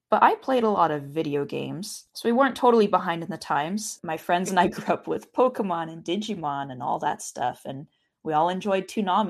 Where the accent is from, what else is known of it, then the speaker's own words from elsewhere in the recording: Richland, Washington, United States; I grew up in Washington State in a little town called Richland.